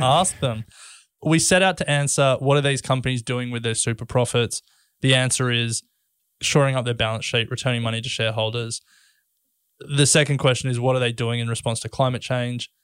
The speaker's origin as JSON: {"language": "English", "country": "Australia", "said": "we're Australian"}